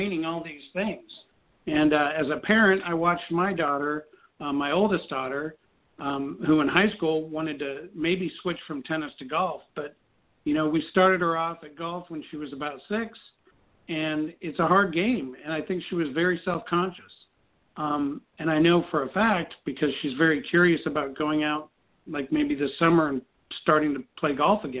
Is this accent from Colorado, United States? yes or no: yes; Colorado, United States; growing up in Colorado